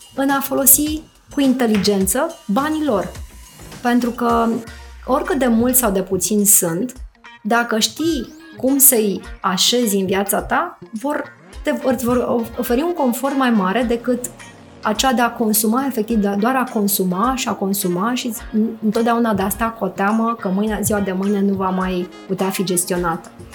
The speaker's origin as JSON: {"language": "Romanian", "region": "Bucharest", "country": "Romania", "said": "sunt bucureștean"}